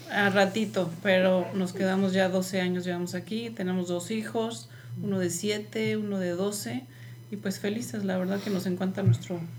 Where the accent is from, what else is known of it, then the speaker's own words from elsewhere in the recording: Mexico City, Mexico; also born or lived in Cancún / Puerto Vallarta; now in United States; Bueno, yo soy de la Ciudad de México, estudié hotelería, como bien dijiste. Después me fui a vivir a Cancún y a Puerto Vallarta.